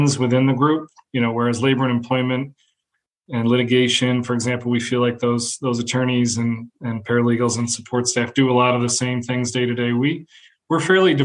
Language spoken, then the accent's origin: English; Syracuse, New York, United States; also born or lived in Norwich, New York / North Carolina; I grew up in Syracuse, moved to a small town during high school in Norwich, a little bit southeast of Syracuse